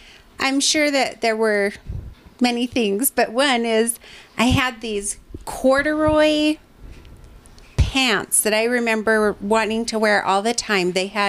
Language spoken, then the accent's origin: English; Provo, Utah, United States; I was born in Provo.